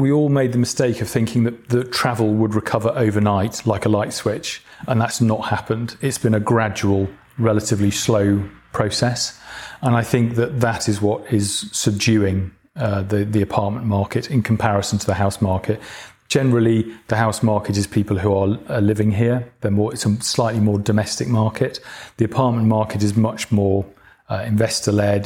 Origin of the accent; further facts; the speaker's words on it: Manchester or Cheshire, North West England, United Kingdom; moved away as an adult; now in London, United Kingdom; I'm, I'm from the north of England. I'm from Manchester or Cheshire, which is just south of Manchester